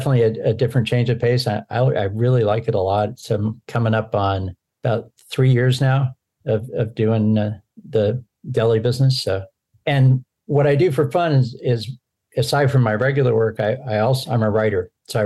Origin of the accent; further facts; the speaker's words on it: Seattle, Washington, United States; So I live out on the Oregon coast. I'm actually from Seattle, but I've lived all over the country on both East and West Coast.